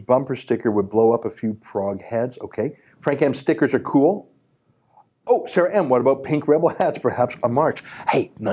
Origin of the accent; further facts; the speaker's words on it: Canada; I'm a Canadian first and only. I only have one passport. Canada's my home